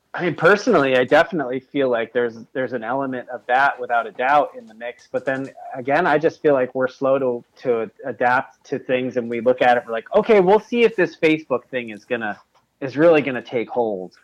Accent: New York, United States; I'm from New York State.

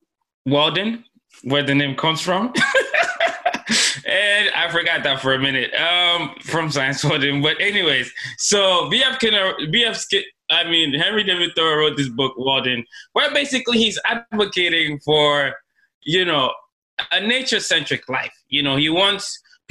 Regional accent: Ghana; moved away as an adult; now in South Korea; I'm from Ghana, and I've been here for like 6 years, going to 7 years now

